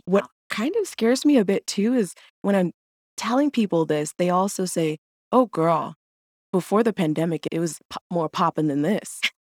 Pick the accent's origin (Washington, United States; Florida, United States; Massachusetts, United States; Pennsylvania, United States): Florida, United States; Jacksonville; moved away; also born or lived in Urbana-Champaign, Illinois; I'm from Jacksonville, Florida